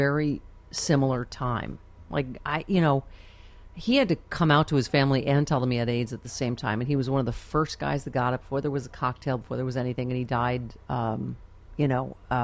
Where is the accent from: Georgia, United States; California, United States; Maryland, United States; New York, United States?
New York, United States; Buffalo; I'm from Buffalo